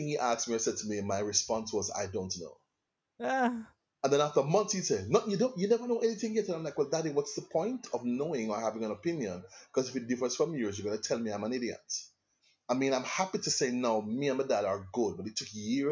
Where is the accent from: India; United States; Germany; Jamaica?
Jamaica; Kingston; also born or lived in England; so I was born in England, and my parents came back to Jamaica when I was 7. Okay, and I lived in Kingston. Yeah, man, Kingston, Jamaica